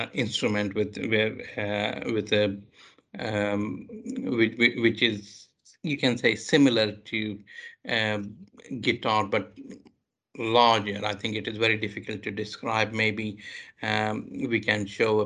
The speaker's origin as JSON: {"language": "English", "town": "Mumbai", "region": "Maharashtra", "country": "India", "tie": "born or raised there", "moved": "yes", "lives_now": "United Kingdom", "said": "I grew up in Mumbai"}